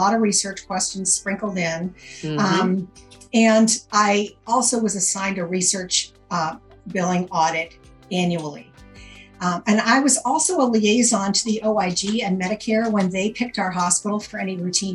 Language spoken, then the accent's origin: English; Maine, United States; moved away as an adult; also born or lived in Vermont; I am from Maine originally. My parents lived here. My husband, Bruce, lived here. I knew him back in high school